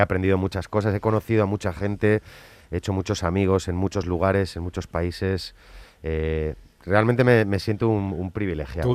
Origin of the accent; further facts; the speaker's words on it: San Sebastián, Basque Country, Spain; soy Donostierra